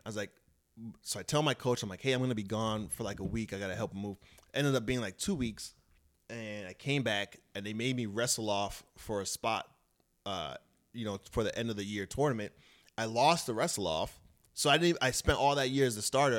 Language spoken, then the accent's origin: English; Brentwood, New York, United States; moved away as an adult; also born or lived in Alaska / Jamaica, Queens; now in Los Angeles, United States; I grew up in, uh, Brentwood, Long Island, and, uh, a little bit in Jamaica, Queens